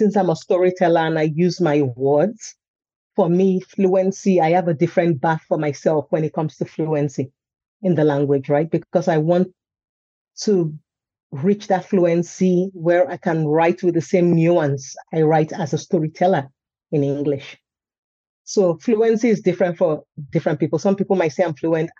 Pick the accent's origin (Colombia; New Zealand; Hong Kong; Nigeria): Nigeria; also born or lived in United States / Sweden; now in Stockholm, Sweden; my cultural roots are in Nigeria. I mean, that's where I grew up